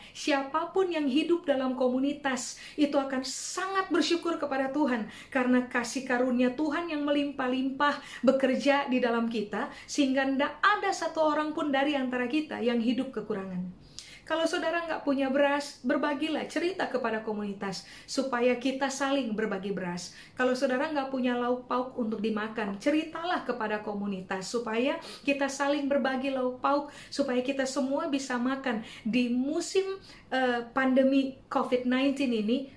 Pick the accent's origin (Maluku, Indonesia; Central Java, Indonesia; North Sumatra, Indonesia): Maluku, Indonesia; Ambon; Di kalangan orang Maluku, saya orang Ambon Pak Ibu, di kalangan orang Maluku uh, ada statement begini, ale rasa, beta rasa, yang Anda rasa, saya juga rasa.